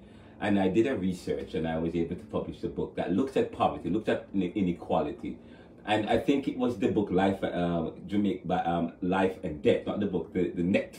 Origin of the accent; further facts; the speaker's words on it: Jamaica; moved away as an adult; now in Philadelphia, United States; You know, I'm from Jamaica. But I came here in 2009